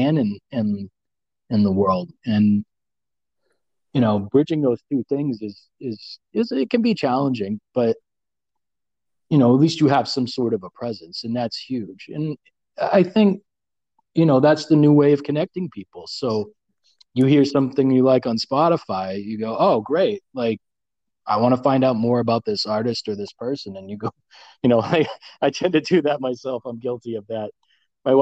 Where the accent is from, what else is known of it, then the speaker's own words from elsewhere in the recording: Central Massachusetts, United States; moved away; also born or lived in Leominster, Fitchburg, Gardner area; I was from Central Mass